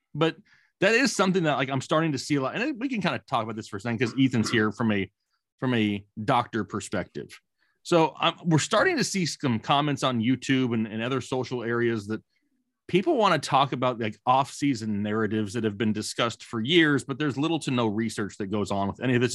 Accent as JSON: {"language": "English", "region": "Arizona", "country": "United States", "tie": "born or raised there", "said": "I'm a cool, calm, you know, ten-year-old once again growing up in Arizona"}